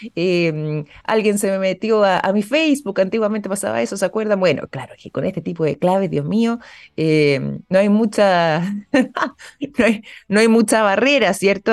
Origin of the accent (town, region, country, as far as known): Chile